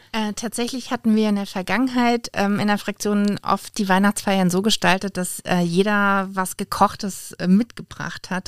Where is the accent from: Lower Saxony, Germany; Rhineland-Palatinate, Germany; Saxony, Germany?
Rhineland-Palatinate, Germany; Oppenheim; Ganz klar Rheinhessen und Lieblingsstadt ist Oppenheim. Da komme ich her, da bin ich aufgewachsen, da lebe ich immer noch